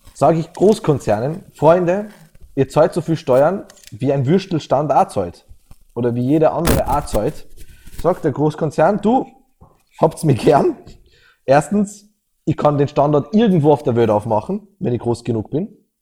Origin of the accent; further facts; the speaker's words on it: Austria; als Österreicher